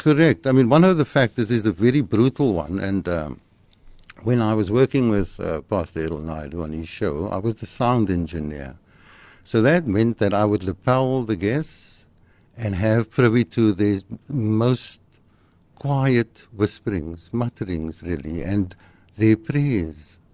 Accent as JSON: {"language": "English", "town": "Cape Town", "region": "Western Cape", "country": "South Africa", "tie": "born or raised there", "also_born_or_lived": "Woodstock, Cape Town", "said": "I grew up in Manenberg. Uh, I was born in Woodstock, and at the age of two, we moved to Manenberg."}